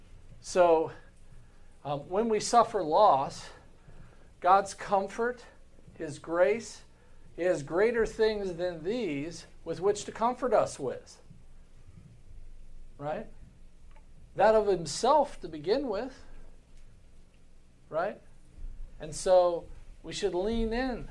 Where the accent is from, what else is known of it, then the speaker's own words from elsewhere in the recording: United States; as American Christians